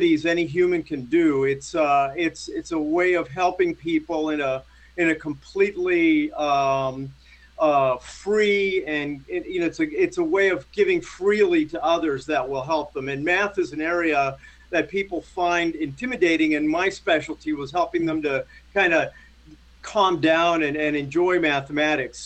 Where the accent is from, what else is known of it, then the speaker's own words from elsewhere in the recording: Las Vegas, Nevada, United States; moved away; I grew up in Las Vegas